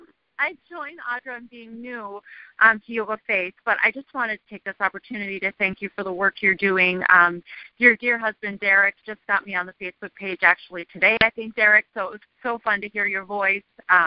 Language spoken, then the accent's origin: English; Minnesota, United States; I'm from Minnesota, and the have no mountains here. There's absolutely no mountains, lots of lakes, lots of snow.